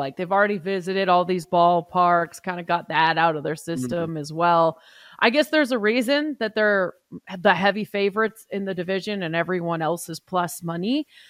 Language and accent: English; Seattle, Washington, United States; And that's an emotional one for me because I grew up in Seattle.